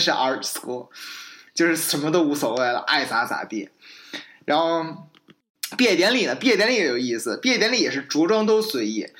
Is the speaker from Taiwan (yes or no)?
no; China; moved away as an adult; now in United States; 我从中国来